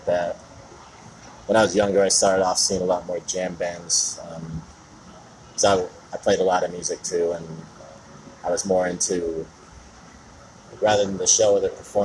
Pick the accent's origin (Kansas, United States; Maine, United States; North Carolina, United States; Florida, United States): Florida, United States; Naples; moved away as an adult; also born or lived in Jacksonville, Florida / Fort Lauderdale, Florida / Miami, Florida; now in Charlotte, United States; I grew up in Naples, which really has nothing